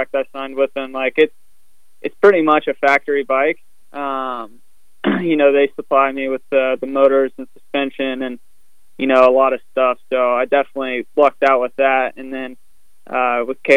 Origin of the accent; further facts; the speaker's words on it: West Virginia, United States; where I grew up in West Virginia